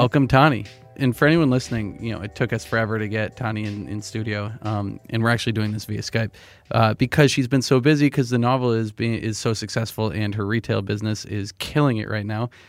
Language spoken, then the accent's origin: English; New Hampshire, United States; moved away; I'm from New Hampshire